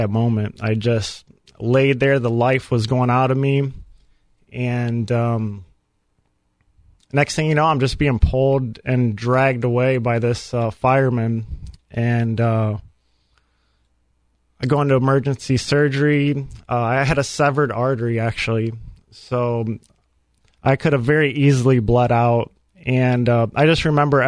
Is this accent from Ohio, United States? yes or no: yes; Fremont, Ohio, United States; I was raised in Fremont, Ohio, big city up in Northwest Ohio